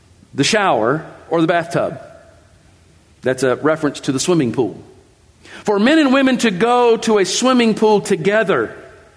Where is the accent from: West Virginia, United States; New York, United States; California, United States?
West Virginia, United States; I grew up in West Virginia in a religious movement